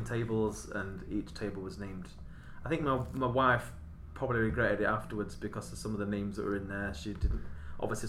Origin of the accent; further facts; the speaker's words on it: Doncaster, Yorkshire and the Humber, United Kingdom; I grew up in Doncaster